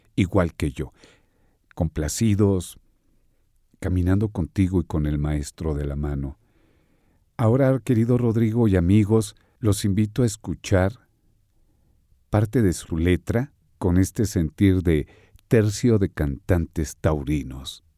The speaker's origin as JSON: {"language": "Spanish", "country": "Mexico", "said": "En nuestro México lindo y querido"}